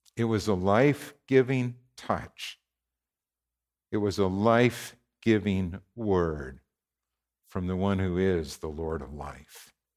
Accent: Warren, Minnesota, United States; Warren, my hometown

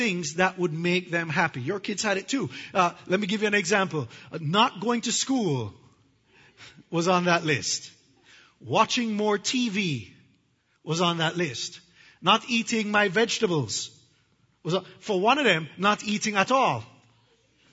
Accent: Jamaica; I'm from Jamaica, and we have hurricanes

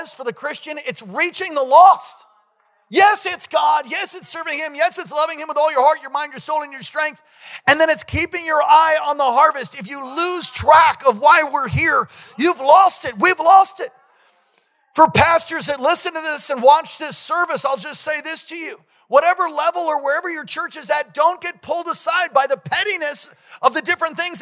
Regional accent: United States; as an American

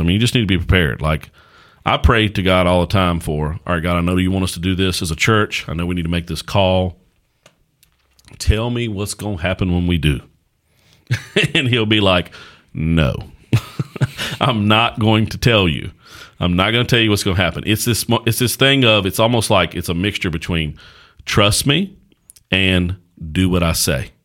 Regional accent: Axton / Martinsville / Danville area, Virginia, United States; born and raised in this area that we're from.

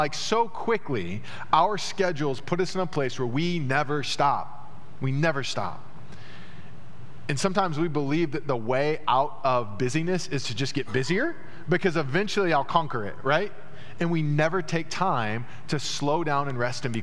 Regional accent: United States; the religious structures that we built as American evangelicals

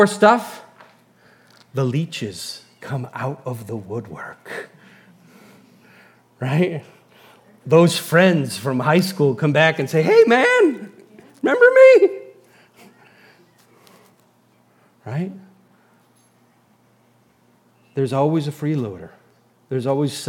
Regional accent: United States; as an American

